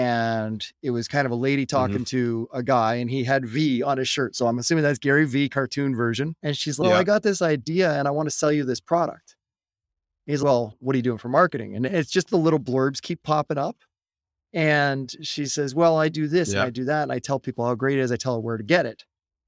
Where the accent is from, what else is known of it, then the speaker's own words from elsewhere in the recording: Canada; We're Canadian